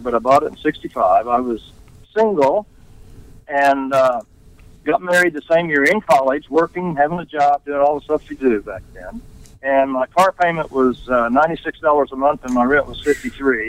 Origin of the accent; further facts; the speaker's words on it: Tulsa, Oklahoma, United States; I'm from Tulsa